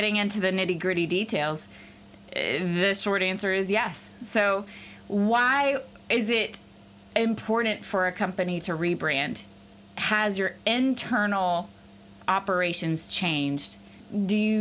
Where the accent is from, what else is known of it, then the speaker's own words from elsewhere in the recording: the South, United States; I grew up in the South